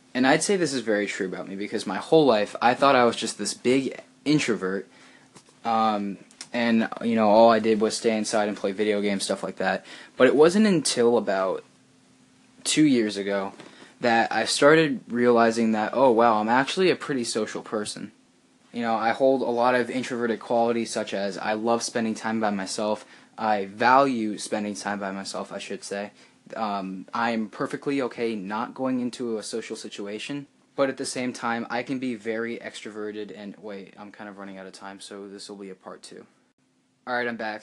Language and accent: English; United States; first language English; I am an, uh, a native born American, so English is my first language